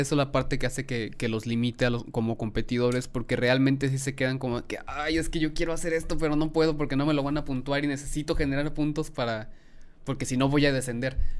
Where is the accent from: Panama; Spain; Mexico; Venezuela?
Mexico; yo como mexicano